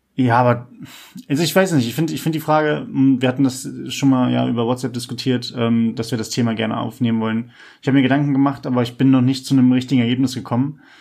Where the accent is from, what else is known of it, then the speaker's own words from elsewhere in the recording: Hanover, Lower Saxony, Germany; ich bin halt ja im Norden von Hannover groß geworden